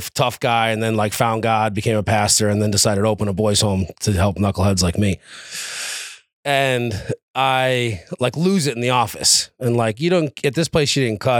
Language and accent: English; New York City, New York, United States; moved away; So I was born and raised in New York City originally, in Queens, New York.